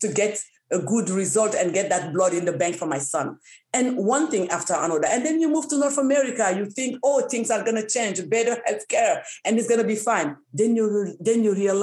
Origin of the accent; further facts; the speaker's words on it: Niger; now in Canada; I come from Niger, one of the countries where not all women are educated.